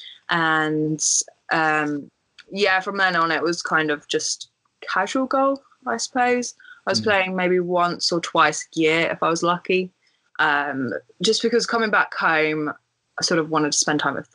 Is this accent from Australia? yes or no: no; Guildford, South East England, United Kingdom; So I'm from like the Guildford area, which is just south of London. And I used to play at Bramley Golf Club as a junior